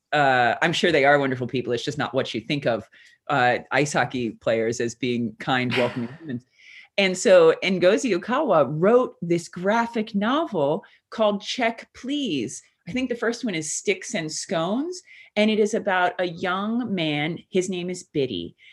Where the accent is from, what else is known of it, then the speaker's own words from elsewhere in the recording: United States; moved away; I am an American